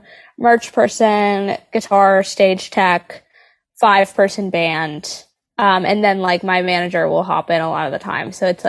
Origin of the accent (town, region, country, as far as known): Nashville, Tennessee, United States; born or raised there